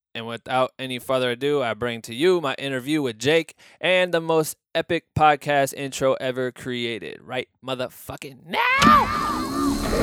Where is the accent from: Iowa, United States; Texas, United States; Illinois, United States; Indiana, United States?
Iowa, United States; growing up in Iowa, being very close to farming too